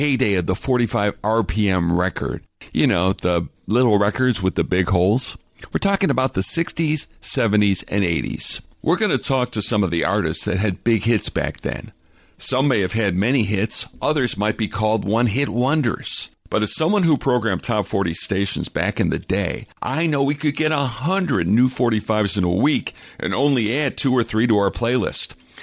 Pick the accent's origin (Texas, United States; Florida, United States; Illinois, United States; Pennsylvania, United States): Illinois, United States; Chicago; I'm from Chicago